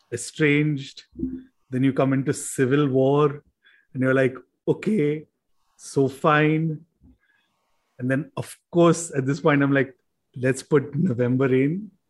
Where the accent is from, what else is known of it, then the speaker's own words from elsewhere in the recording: India; we are Indian